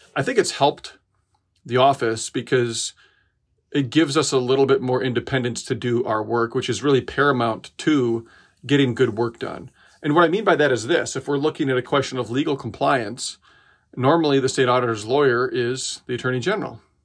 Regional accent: Decorah, Iowa, United States; spent two years getting a skate park built in my little hometown. Um, I'm from Decorah, Iowa

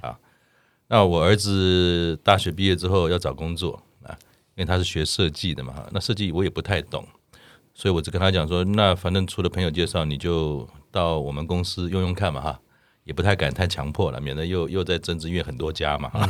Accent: Taiwan; 我们台湾人

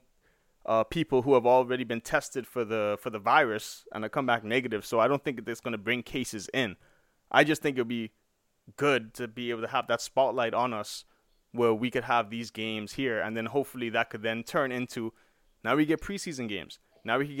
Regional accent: Bahamas; Pineapple Key, that's where I'm from. That's where I'm from the Bahamas

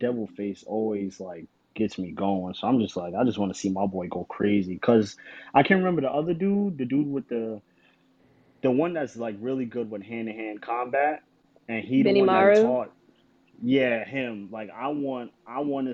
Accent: Newark, New Jersey, United States; I'm from Newark, New Jersey

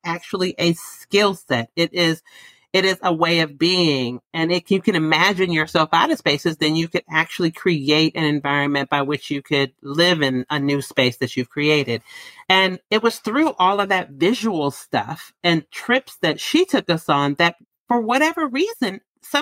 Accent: San Francisco, California, United States; I grew up in San Francisco

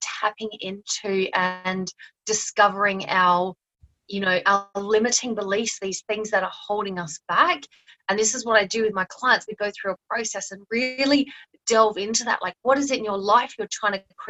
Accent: Australia; moved away as an adult; also born or lived in New Zealand; now in Thailand; I'm Australian

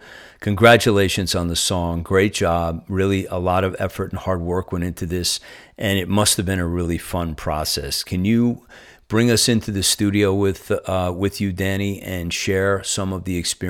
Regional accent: Northeast, United States; accent: Northeastern; I am hanging on to my Northeastern accent at all costs.

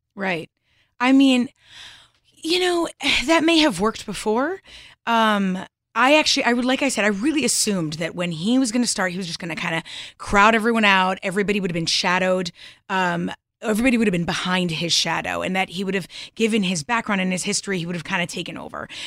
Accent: Southern Connecticut, United States; I'm from Connecticut

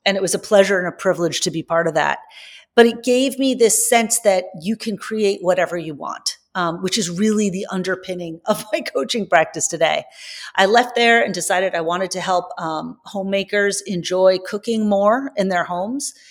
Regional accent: Long Island, New York, United States; moved away as an adult; also born or lived in San Francisco; I grew up on Long Island.

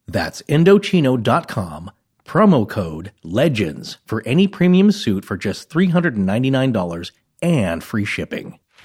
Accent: Idaho Panhandle, United States; Idaho, Idaho Panhandle region

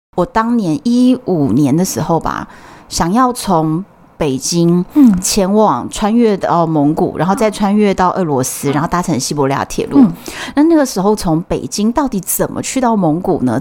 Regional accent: Taiwan; 我们是台湾的啊

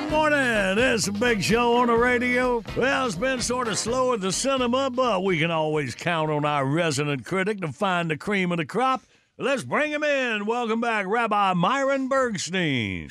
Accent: Graham, North Carolina, United States; I was raised in Graham, North Carolina, Tobacco Road

